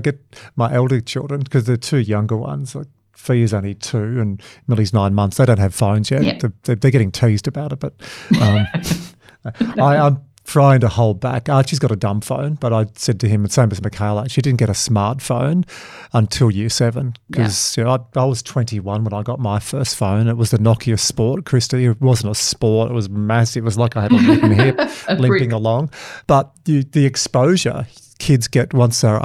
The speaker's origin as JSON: {"language": "English", "area": "Dubbo or Wagga", "region": "New South Wales", "country": "Australia", "tie": "born or raised there", "said": "Dubbo or Wagga where I grew up"}